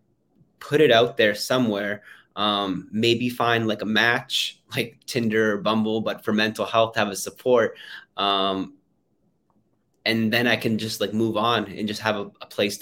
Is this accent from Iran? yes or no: no; Canada; I flew back home to my hometown in Canada